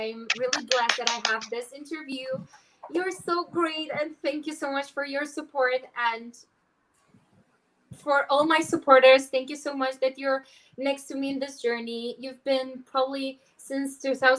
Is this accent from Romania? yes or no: yes; Romania; from Romania, and I'm Miss Universe 2020